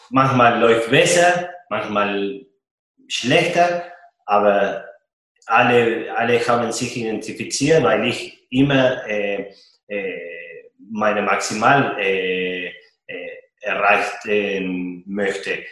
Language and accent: German; Argentina; German is a second language; now in Nuremberg, Germany; Man äh, als Argentinier äh, ein Fanblock äh, zu haben äh, in, in Deutschland, in Nürnberg, das macht mich richtig stolz.